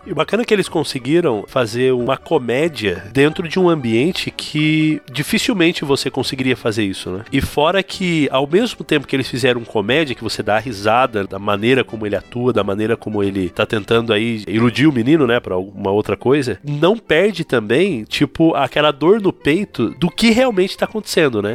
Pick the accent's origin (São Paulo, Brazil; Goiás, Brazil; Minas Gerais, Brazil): São Paulo, Brazil; interior of; moved away as an adult; now in Montevideo, Uruguay; eu sou natural do interior de São Paulo. Eu estou agora no Uruguai, Montevidéu